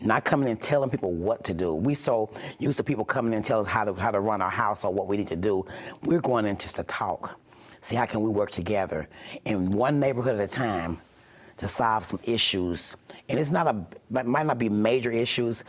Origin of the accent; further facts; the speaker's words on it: Kansas City, Missouri, United States; I'm born and raised in Kansas City. This is my city.